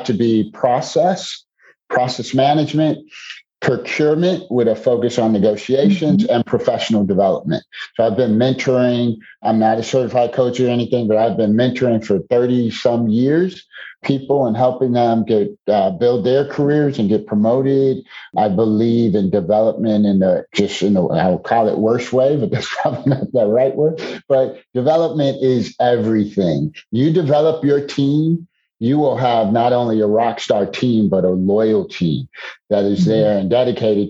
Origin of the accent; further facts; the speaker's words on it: Chicago, Illinois, United States; So I'm originally from Chicago. Born and raised in the Chicagoland area, spent most of my days in Chicago